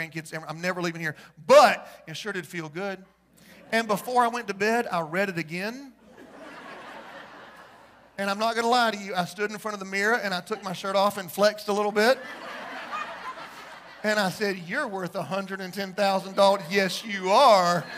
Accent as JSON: {"language": "English", "country": "United States", "said": "I'm white. I'm a man, I'm straight, and I'm an American."}